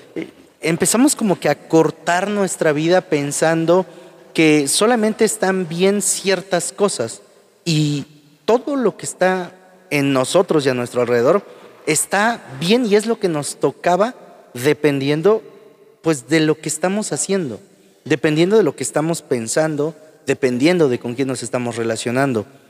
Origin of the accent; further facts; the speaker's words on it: Huajuapan de León, Oaxaca, Mexico; yo soy de Guajopan de León